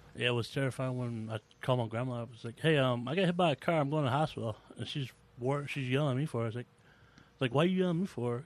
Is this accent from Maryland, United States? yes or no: no; Georgia, United States; moved away; also born or lived in Virginia; I'm from Georgia